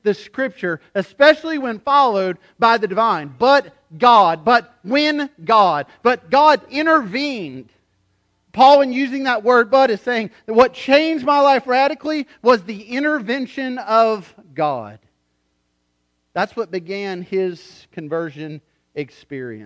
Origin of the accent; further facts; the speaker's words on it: United States; I'm an American